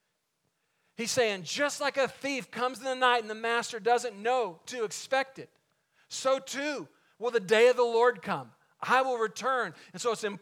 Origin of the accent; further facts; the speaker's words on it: Waco, Texas, United States; David Koresh and the Davidians, they get into their conflict with the ATF just outside of my hometown